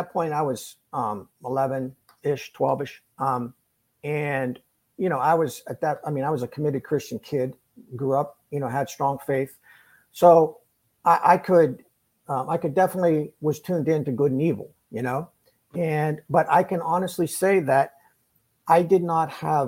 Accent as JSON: {"language": "English", "region": "Ohio", "country": "United States", "tie": "born or raised there", "said": "he grew up about 20 miles from where I grew up in Ohio"}